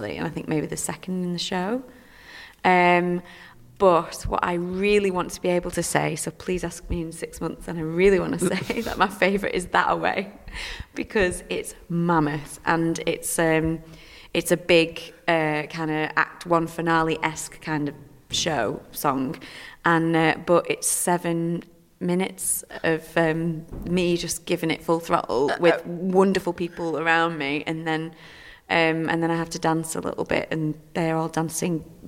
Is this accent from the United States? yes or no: no; the north of England, United Kingdom; moved away; I'm a Northern girl